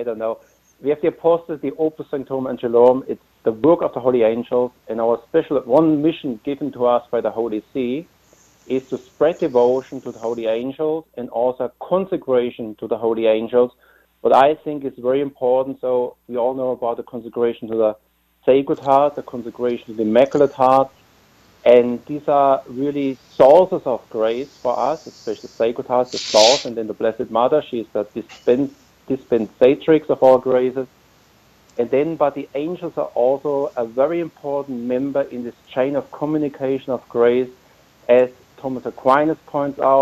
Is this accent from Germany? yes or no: yes; Germany; moved away as an adult; also born or lived in Austria / Portugal; I'm from Germany